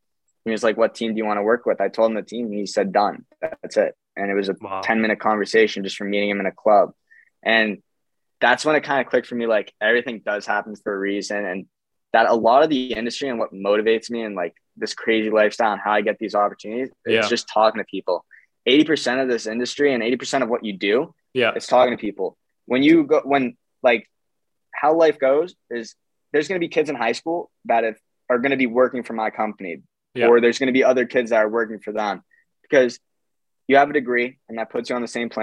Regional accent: Swampscott, Massachusetts, United States; moved away as an adult; also born or lived in Montreal, Canada; now in Canada; I'm from Boston. They asked me where I grew up in Boston. And I said, it's a little town. It's 3 square miles. It's named Swampscott.

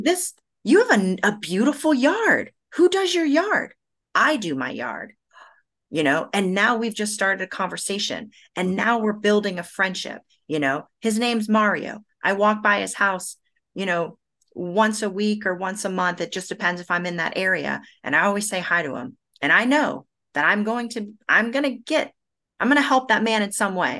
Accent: United States; also born or lived in Brazil; I'm an American and I'm a Brazilian

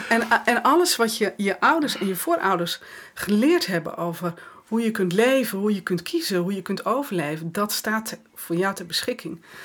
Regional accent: West Friesland, North Holland, Netherlands; ik kom uit West-Friesland, dus eh, nuchterder dan dit krijg je niet. In, mijn West-Friese nuchterheid

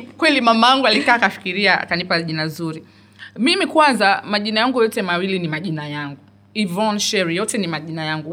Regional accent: Dar es Salaam, Tanzania; muda mwingi nimekulia dar es salaam nimekulia temeke tandika mtaa bububu

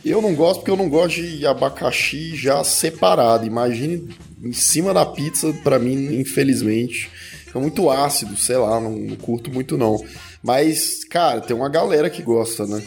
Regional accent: Goiás, Brazil; eu sou de Goiás

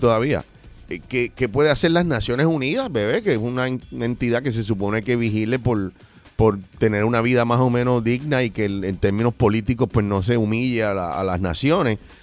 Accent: Puerto Rico; yo soy puertorriqueño

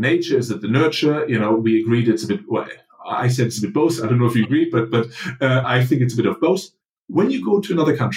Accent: Germany; moved away; if I meet another German, we might have nothing in common other than the passport

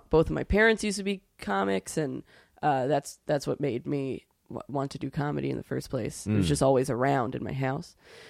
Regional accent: New York City, New York, United States; also born or lived in Vero Beach, United States; I was pretty miserable in Florida because I'm from here. I'm from New York City originally

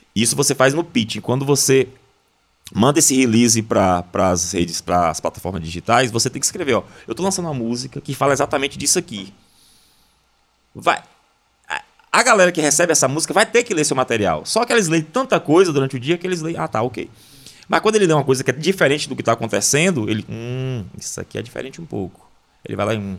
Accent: interior of Bahia, Brazil; eu sou do interior da Bahia, de uma cidade pequena

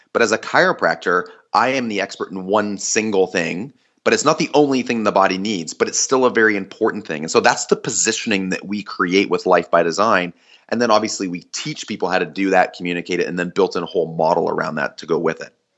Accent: Canada; I'm Canadian

